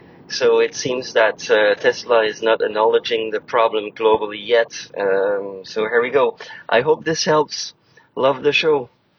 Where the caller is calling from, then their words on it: Quebec, Canada; I'm calling from Quebec.